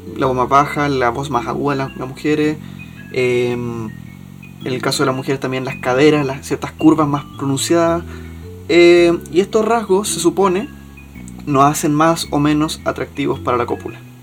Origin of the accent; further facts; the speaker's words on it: Chile; para uno como chileno